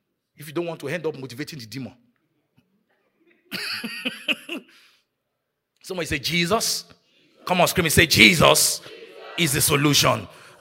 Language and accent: English; Nigeria; moved away; growing up in Nigeria